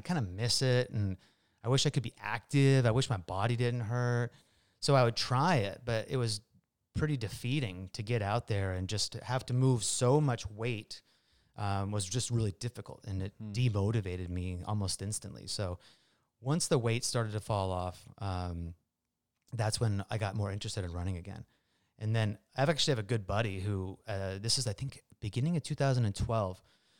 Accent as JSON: {"language": "English", "town": "Marysville", "region": "Washington", "country": "United States", "tie": "born or raised there", "said": "Yeah, I grew up in Marysville, actually. Went to Marysville Pilchuck High School."}